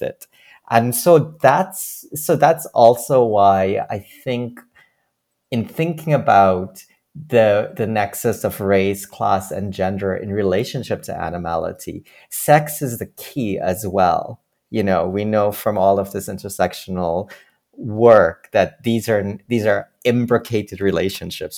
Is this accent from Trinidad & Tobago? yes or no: yes; Trinidad & Tobago; now in Toronto, Canada; growing up in Trinidad, I remember in school